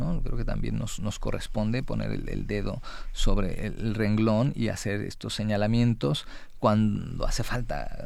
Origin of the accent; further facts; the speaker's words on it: Mexico; como Estado mexicano